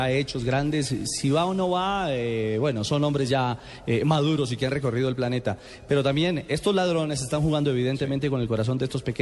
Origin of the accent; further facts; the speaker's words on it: Colombia; porque es de gran valor para ustedes y también para nosotros como colombianos, porque es una vitrina muy interesante la que sin duda alguna ustedes iban a, entregarle a nuestro país.